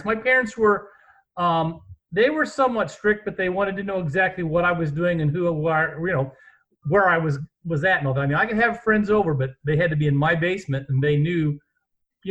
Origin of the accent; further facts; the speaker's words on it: Terre Haute, Indiana, United States; we read the Indianapolis paper a lot, even though we lived in Terre Haute